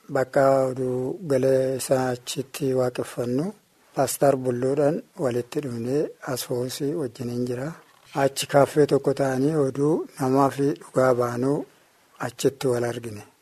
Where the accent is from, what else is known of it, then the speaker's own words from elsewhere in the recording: Suntaaree, Dawo woreda, Oromia, Ethiopia; Bakki dhaloota keenya akkabaabii waajjirtuu Suntaaree jedhama.